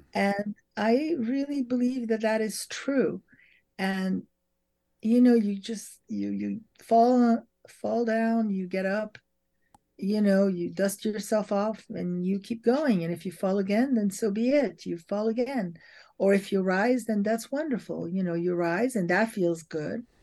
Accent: Paris, Île-de-France, France; moved away; as I grew up in Europe and in Paris

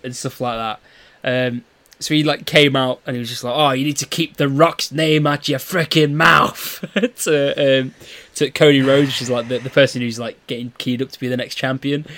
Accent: United Kingdom; we're two British guys.

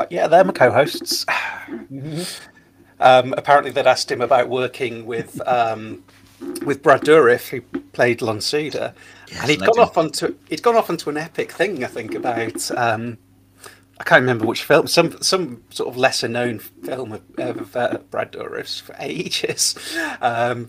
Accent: Lincoln, East Midlands, United Kingdom; my hometown of Lincoln

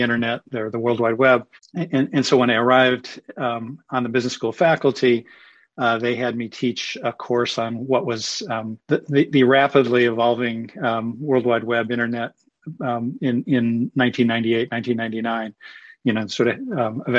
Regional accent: Cleveland, Ohio, United States; moved away as an adult; I grew up in Cleveland, went to Harvard College

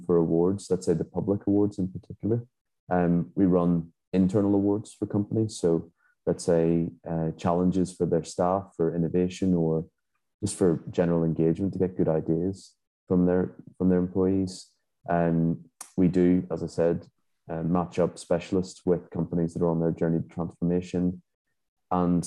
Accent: Belfast, Northern Ireland, United Kingdom; also born or lived in England / Scotland / Dubai / Abu Dhabi; now in Hungary; I'm originally from Belfast, Northern Ireland, but I've lived abroad for many years.

